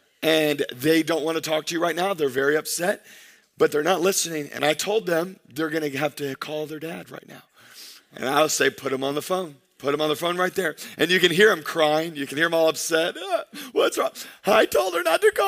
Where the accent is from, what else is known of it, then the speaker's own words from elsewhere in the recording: United States; us as American Christians